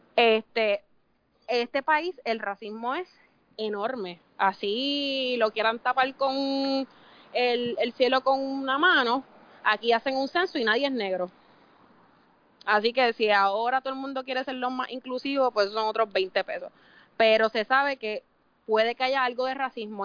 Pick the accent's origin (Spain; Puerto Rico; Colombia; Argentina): Puerto Rico